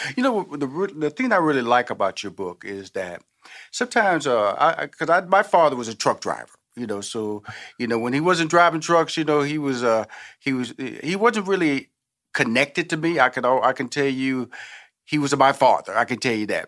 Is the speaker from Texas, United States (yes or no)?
yes; Houston, Texas, United States; I'm from Houston, Texas. I'm from the South.